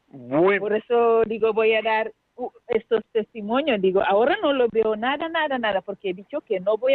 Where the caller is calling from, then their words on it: Huesca, Aragon, Spain; Sí, soy … de Huesca